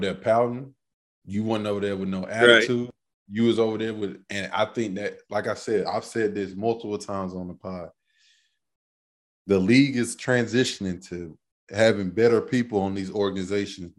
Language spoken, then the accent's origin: English; Greensboro, North Carolina, United States; I'm from Greensboro